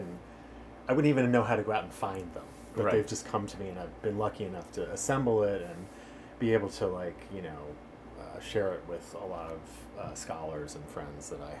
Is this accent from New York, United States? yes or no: yes; New York, United States; now in Los Angeles, United States; I came from New York when I got here, and I never had the sense that anybody in LA was going to be like intelligent. I moved here in the 90s